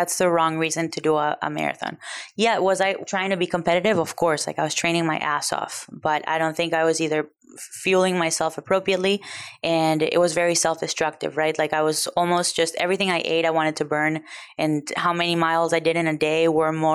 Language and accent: English; Venezuela; now in United States; I grew up in Venezuela